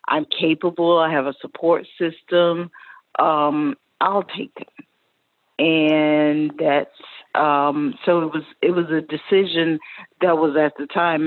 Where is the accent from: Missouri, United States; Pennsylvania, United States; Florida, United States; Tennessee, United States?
Florida, United States; Pensacola; I grew up in Pensacola, Florida